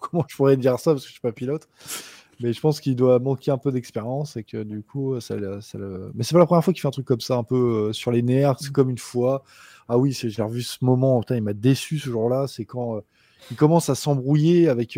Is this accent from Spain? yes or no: no; Rouen, Normandy, France; je suis de Rouen